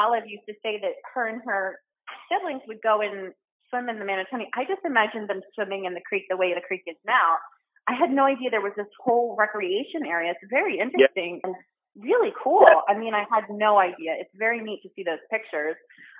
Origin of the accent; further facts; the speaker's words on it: United States; I grew up on the Delaware